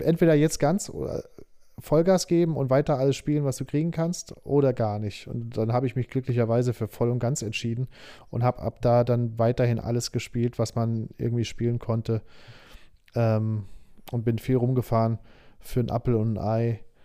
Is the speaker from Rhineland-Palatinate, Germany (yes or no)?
no; Saarbrücken, Saarland, Germany; moved away as an adult; also born or lived in Nuremberg / Berlin; now in Stuttgart, Germany; ich bin geboren, bin ich in Saarbrücken. Da bin ich geboren okay. und aufgewachsen.